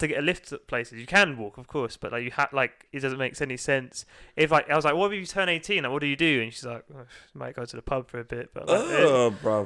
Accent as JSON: {"language": "English", "region": "London", "country": "United Kingdom", "said": "we're from London"}